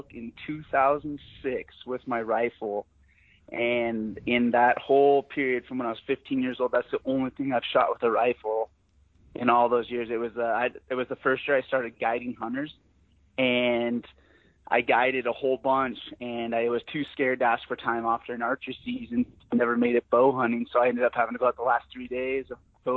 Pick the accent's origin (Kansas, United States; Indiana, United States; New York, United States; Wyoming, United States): Wyoming, United States; Sheridan; I'm born and raised in Sheridan, Wyoming